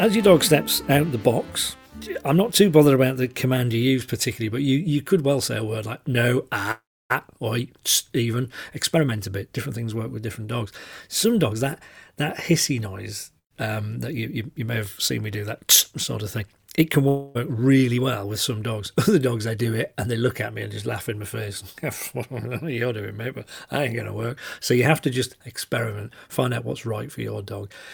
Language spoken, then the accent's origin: English; the north of England, United Kingdom; accent: northern; I'm very aware of my northern accent